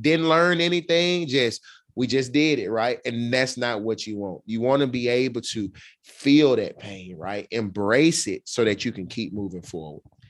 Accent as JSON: {"language": "English", "town": "Birmingham", "region": "Alabama", "country": "United States", "said": "I'm from Birmingham, Alabama."}